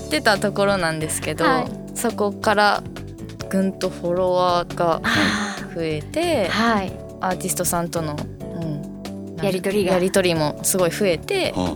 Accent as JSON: {"language": "Japanese", "town": "Mizumaki", "region": "Fukuoka", "country": "Japan", "tie": "born or raised there", "said": "私自身も水巻にずっと住んでる"}